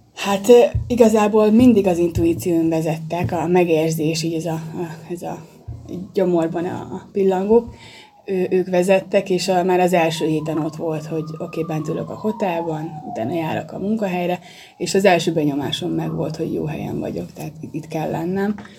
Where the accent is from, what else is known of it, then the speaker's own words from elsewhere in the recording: Miskolc, Borsod-Abaúj-Zemplén, Hungary; moved away as an adult; also born or lived in Vienna, Austria; Születtem, itt nőttem fel Miskolcon